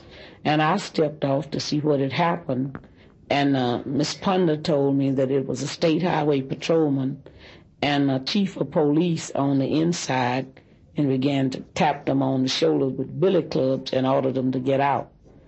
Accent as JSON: {"language": "English", "town": "Louisville", "region": "Kentucky", "country": "United States", "said": "And he asked me where I was from, and I told him I was from Louisville."}